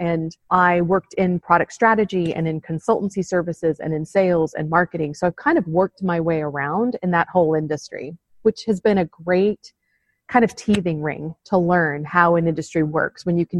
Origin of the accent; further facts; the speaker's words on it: United States; moved away as an adult; also born or lived in Arizona; now in London, United Kingdom; No, I'm not from London. Although, and in fact, I'm quite new to London. So I've lived here, in fact, just last week was just a year for me having moved to the UK. But I am an American.